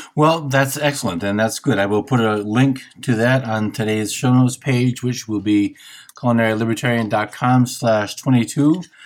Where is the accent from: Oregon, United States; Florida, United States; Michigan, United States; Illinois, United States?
Michigan, United States; I'm from Michigan, so I, I have a Midwestern sensibility